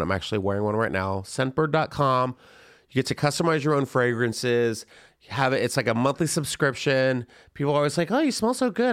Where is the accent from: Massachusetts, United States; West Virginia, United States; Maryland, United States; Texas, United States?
Texas, United States; San Antonio; also born or lived in Florida; I was born in Florida and I lived in San Antonio, Texas